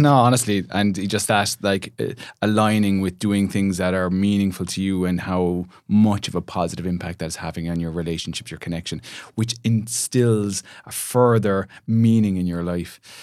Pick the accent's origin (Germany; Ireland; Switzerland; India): Ireland; Shannon, Munster; moved away as an adult; now in Cork, Ireland; my hometown of Shannon